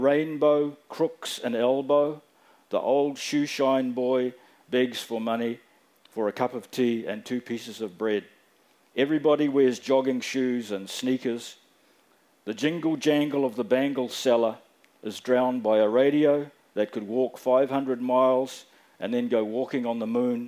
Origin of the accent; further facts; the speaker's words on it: Auckland, New Zealand; also born or lived in Fiji / Dunedin; when I was growing up in South Auckland